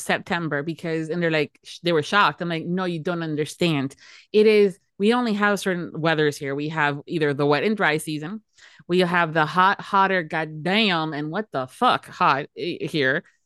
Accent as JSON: {"language": "English", "region": "Florida", "country": "United States", "tie": "born or raised there", "said": "born and raised in Florida."}